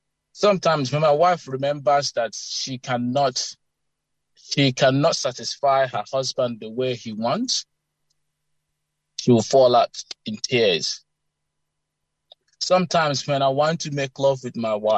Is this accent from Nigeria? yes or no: yes; Eastern Nigeria, Imo, Nigeria; moved away as an adult; now in Canberra, Australia; I grew up in Imo State, Eastern Nigeria